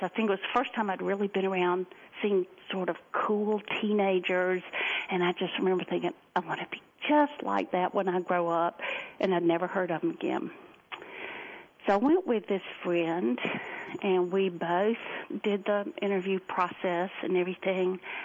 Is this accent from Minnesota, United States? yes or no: no; Columbia, South Carolina, United States; now in Greenville, United States; grew up in the capital city called Columbia, South Carolina. I live north of there in Greenville now